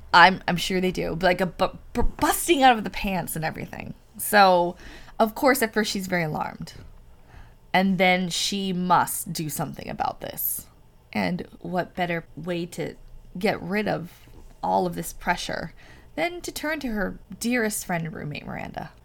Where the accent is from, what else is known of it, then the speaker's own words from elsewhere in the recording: San Francisco, California, United States; I'm from San Francisco